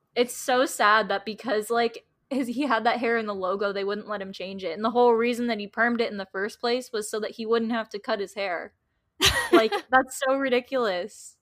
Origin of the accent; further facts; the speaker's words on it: Florida, United States; I'm from Florida